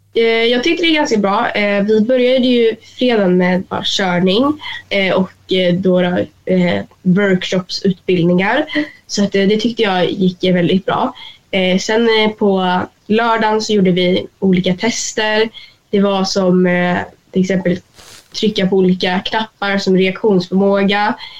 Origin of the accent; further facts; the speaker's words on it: Sweden; hemma i Sverige